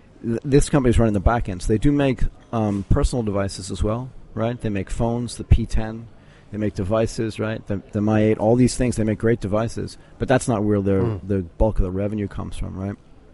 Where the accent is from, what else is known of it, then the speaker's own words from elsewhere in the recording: United States; So as an American, right, as a U.S.-born person